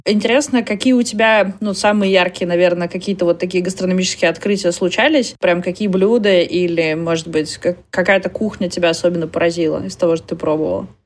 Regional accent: Perm Krai, Russia; Я из Пермского края

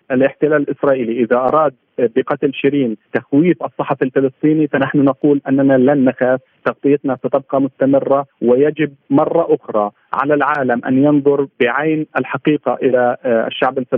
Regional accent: Palestine; نحن نؤكد كفلسطينيين وكصحفيين فلسطينيين

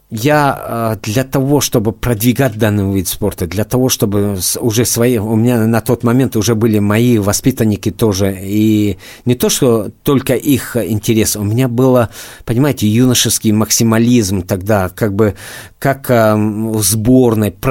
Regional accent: Dagestan, Russia; moved away as an adult; now in Moscow, Russia; Я из Дагестана, но {S1} давно э, учился, уже э, институт заканчивал в Москве, остался, э, также выступал за Москву, остался в Москве бороться

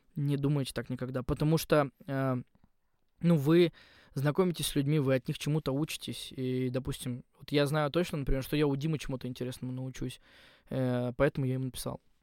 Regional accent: Yugra, Khanty-Mansi Autonomous Okrug, Russia; moved away as an adult; also born or lived in Surgut; now in Moscow, Russia; я же из Югры

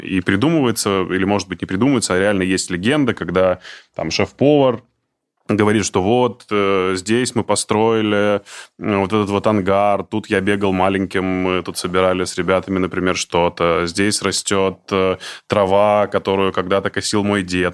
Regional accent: Izhevsk, Udmurtia, Russia; я из Ижевска

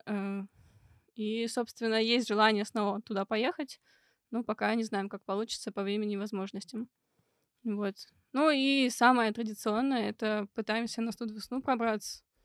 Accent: Perm, Perm Krai, Russia; moved away as an adult; now in Moscow, Russia; там, откуда я родом, из Перми, и где я училась первые два курса

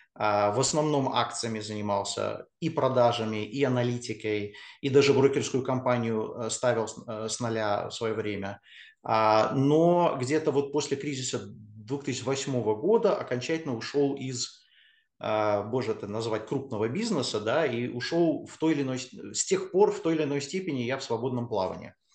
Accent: United States; moved away as an adult; now in Russia; я родился в Штатах, я вырос в Штатах, а, приехал я в Россию только после универа

